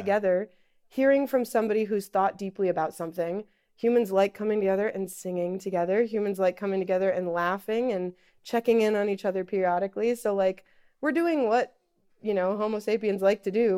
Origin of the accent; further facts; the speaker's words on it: Iowa, United States; moved away as an adult; now in Pittsburgh, United States; I'm originally from Iowa. My family's all back there. And so when I moved here to Pittsburgh